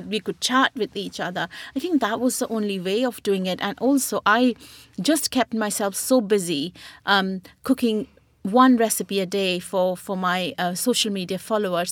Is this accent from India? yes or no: yes; Burnpur, West Bengal, India; moved away as an adult; now in United Kingdom; I was born in West Bengal in Burnpur